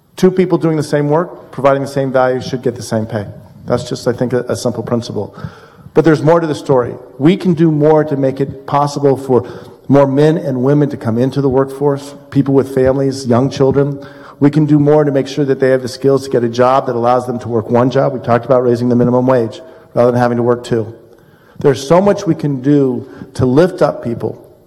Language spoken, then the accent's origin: English; Colorado, United States; now in Illinois, United States; I come from Colorado